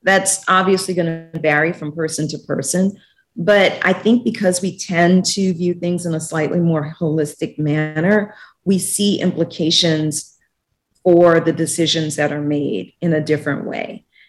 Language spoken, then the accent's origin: English; New Orleans, Louisiana, United States; moved away as an adult; also born or lived in Washington, D.C. / Guatemala / Mexico; New Orleans is my hometown